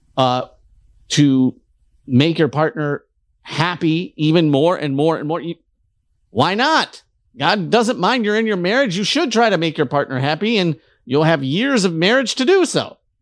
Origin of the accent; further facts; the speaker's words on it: Detroit, Michigan, United States; I'm from Detroit